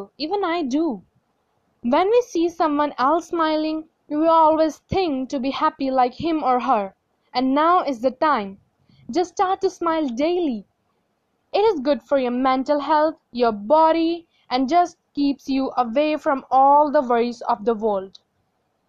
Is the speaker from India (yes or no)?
yes; India; from India and I am still studying.